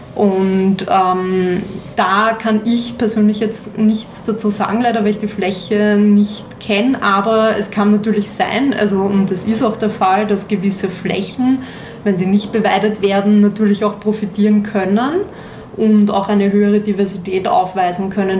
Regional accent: Austria; hier bei uns in Österreich

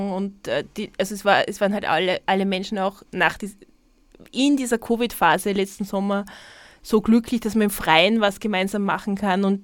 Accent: Tyrol, Austria; Also ich sag dir, als Tirolerin, ich würde die empfehlen, ein paar Mal zumindest diese Steigassen-Sache zu üben

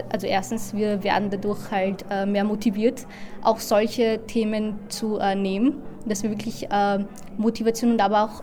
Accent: India; Äh, also ich komme aus Indien und äh, also ein Teil von Kaschmir liegt halt in Indien und der andere dann eben in Pakistan.

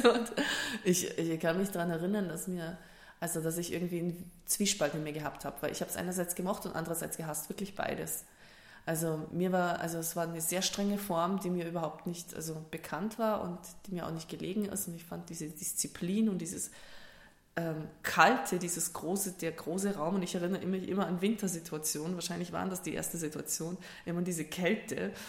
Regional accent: Germany; moved away as an adult; also born or lived in Kazakhstan; now in Linz, Austria; geboren bin ich in Kasachstan, zum Stück weit auch aufgewachsen, bis im Alter von sieben Jahren ungefähr. Und dann sind wir mit der gesamten Sippschaft nach Deutschland ausgewandert

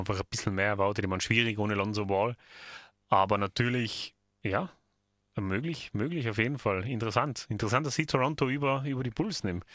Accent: Tyrol, Austria; bei uns in Tirol

